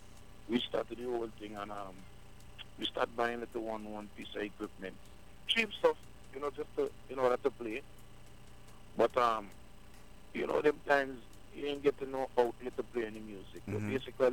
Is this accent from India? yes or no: no; Trinidad & Tobago; First, let me make it be known that I'm a Trinidadian, in case a lot of people don't know still, so, you know, because I've been around so many Jamaicans and Guyanese, my accent all over the place